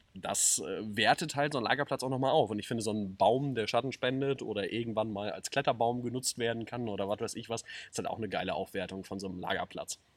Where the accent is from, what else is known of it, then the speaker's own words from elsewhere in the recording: Neukirchen, Germany; wir kommen nun mal aus Neukirchen